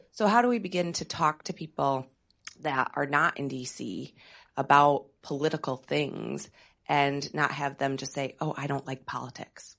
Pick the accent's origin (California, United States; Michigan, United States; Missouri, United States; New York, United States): Michigan, United States; moved away; I'm from Michigan